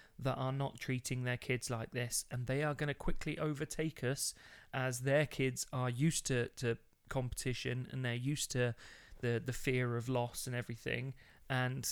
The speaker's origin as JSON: {"language": "English", "region": "Midlands", "country": "United Kingdom", "tie": "born or raised there", "said": "I grew up in the Midlands"}